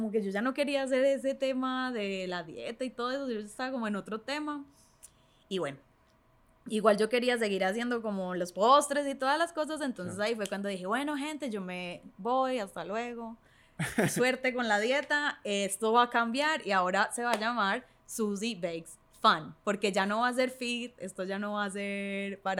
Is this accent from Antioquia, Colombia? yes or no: yes; Medellín, Antioquia, Colombia; moved away as an adult; now in Chile; Yo soy de Medellín. Sí. Vivo en Chile hace cinco años.